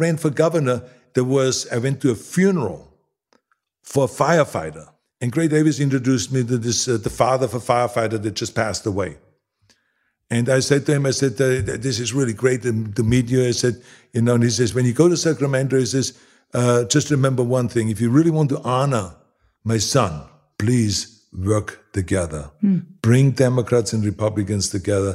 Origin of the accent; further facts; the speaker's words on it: Austria; moved away as an adult; now in Los Angeles, United States; I grew up in Austria